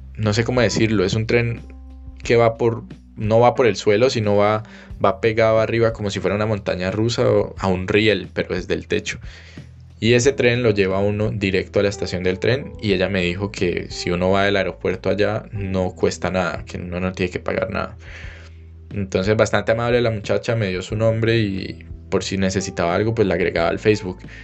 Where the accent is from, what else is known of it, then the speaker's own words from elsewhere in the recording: Cali, Valle del Cauca, Colombia; moved away as an adult; also born or lived in Germany; salí de Cali, me despedí de mi familia